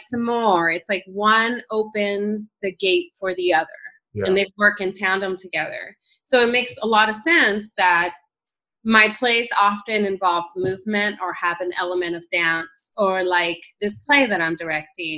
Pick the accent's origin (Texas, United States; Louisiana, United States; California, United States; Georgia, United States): California, United States; Northern; born or raised there; also born or lived in El Salvador; now in Tucson, United States